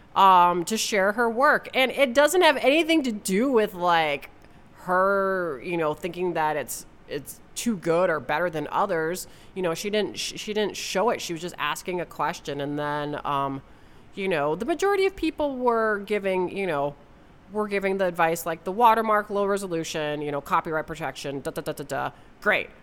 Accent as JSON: {"language": "English", "region": "Wisconsin", "country": "United States", "tie": "born or raised there", "also_born_or_lived": "West Coast, United States", "moved": "as an adult", "said": "my home state of Wisconsin"}